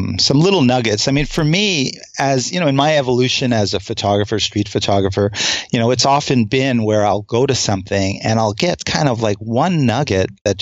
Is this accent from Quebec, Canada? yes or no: yes; Montreal, Quebec, Canada; moved away as an adult; now in United States; as a kid growing up in Montreal